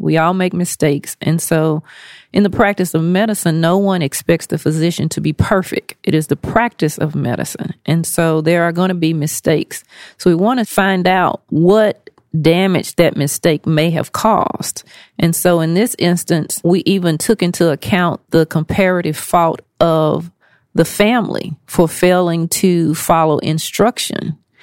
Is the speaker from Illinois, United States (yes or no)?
no; Nashville, Tennessee, United States; moved away as an adult; now in Memphis, United States; I am a native Nashvilleian and currently living in Memphis, Tennessee.